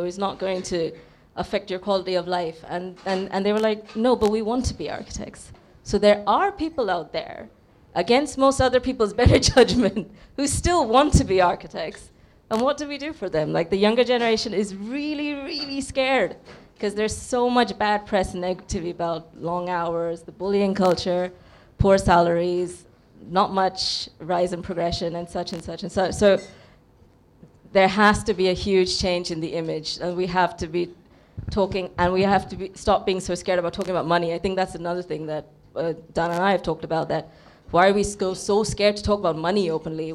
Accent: India; my background is I'm an Indian

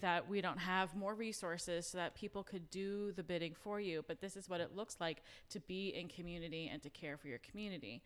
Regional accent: New York City, New York, United States; now in Marietta, United States; I'm originally from New York City

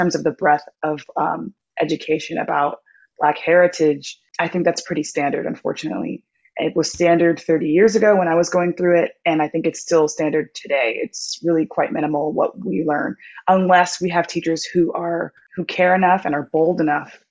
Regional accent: Orange County, California, United States; I grew up in Orange County, California

